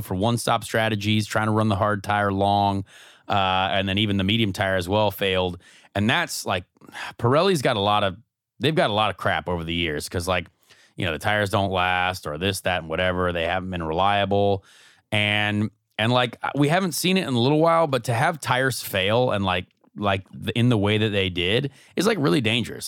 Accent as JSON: {"language": "English", "country": "United States", "also_born_or_lived": "England", "moved": "as an adult", "said": "as an American who went over to England"}